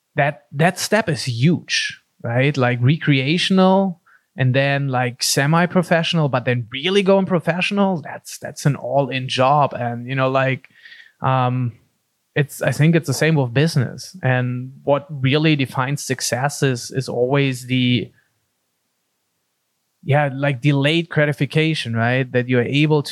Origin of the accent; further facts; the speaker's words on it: Germany; also born or lived in Pacific Beach, California; now in San Diego, United States; growing up in Germany, it's funnily, I grew up in the only city I feel in the country where we didn't have a professional soccer team